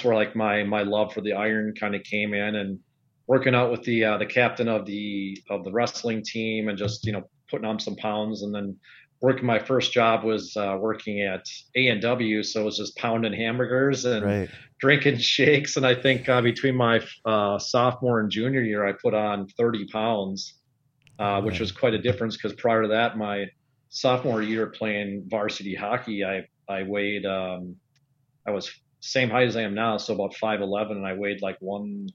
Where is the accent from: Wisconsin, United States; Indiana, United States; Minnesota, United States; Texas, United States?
Minnesota, United States; Oakdale; I grew up in the suburbs of St. Paul, Oakdale, Minnesota